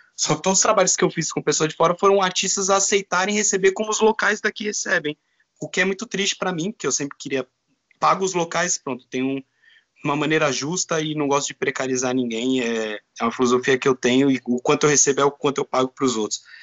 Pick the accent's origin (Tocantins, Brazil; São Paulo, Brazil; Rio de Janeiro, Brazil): São Paulo, Brazil; moved away as an adult; now in Porto, Portugal; Sou de São Paulo